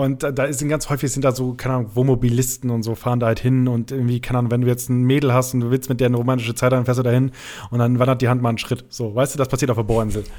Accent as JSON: {"language": "German", "area": "Rheiderland", "region": "Lower Saxony", "country": "Germany", "tie": "born or raised there", "moved": "yes", "said": "bei uns in, im Räderland, da wo ich herkomme"}